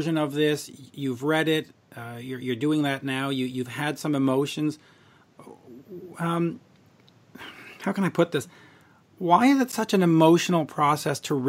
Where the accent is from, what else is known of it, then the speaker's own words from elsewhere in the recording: Canada; also born or lived in Montreal; I'm Canadian. I'm up in Montreal